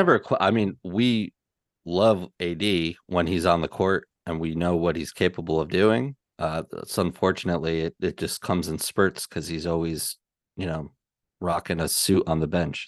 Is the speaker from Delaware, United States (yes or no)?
no; New York, United States; as much as a New Yorker as I am